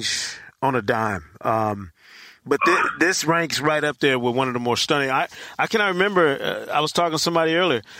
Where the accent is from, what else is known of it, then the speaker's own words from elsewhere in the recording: Michigan, United States; moved away; That's my home state